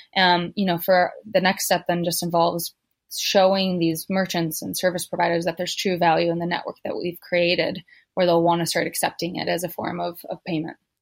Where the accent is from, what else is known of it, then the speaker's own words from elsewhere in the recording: United States; moved away as an adult; now in Africa; I'm American. I I moved to Africa